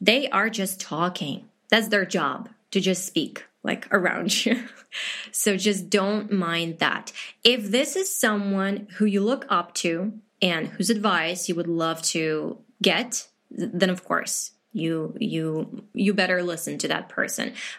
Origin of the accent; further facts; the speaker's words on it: Chernivtsi, Chernivtsi Oblast, Ukraine; first language Ukrainian; English is a second language; I'm from Ukraine